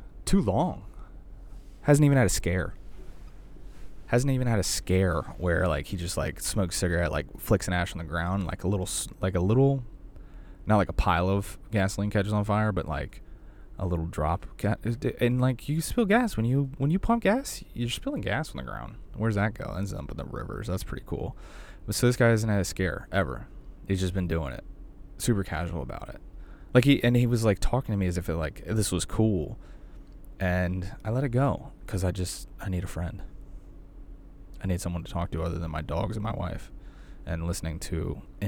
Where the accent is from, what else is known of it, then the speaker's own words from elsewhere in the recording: the South, United States; I'm from the South